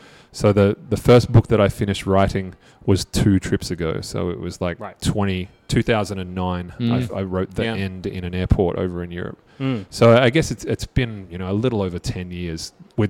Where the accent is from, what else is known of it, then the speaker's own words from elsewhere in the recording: Australia; I'm Australian